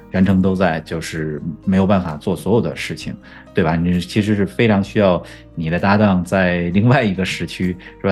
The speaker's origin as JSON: {"language": "Chinese", "region": "Beijing", "country": "China", "tie": "born or raised there", "first_language": "Chinese", "moved": "yes", "said": "他在我家乡的球队北京国安踢球"}